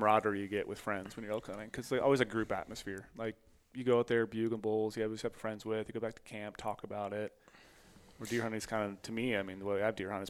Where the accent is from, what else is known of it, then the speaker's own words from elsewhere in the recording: Minnesota, United States; I grew up in Minnesota.